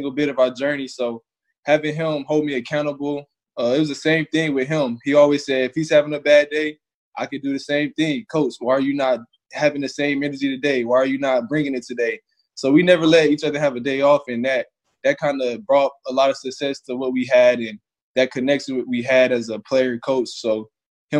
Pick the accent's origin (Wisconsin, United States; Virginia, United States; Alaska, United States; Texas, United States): Texas, United States; Lubbock; I'm from Lubbock.